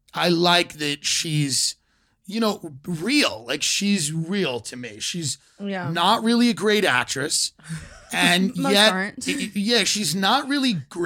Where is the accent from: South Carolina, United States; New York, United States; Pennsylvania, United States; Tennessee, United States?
New York, United States; Long Island; Island, New York.